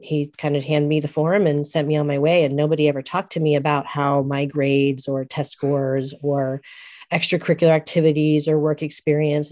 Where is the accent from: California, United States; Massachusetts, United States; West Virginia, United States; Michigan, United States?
California, United States; San Francisco; also born or lived in Eugene, Oregon; having grown up in San Francisco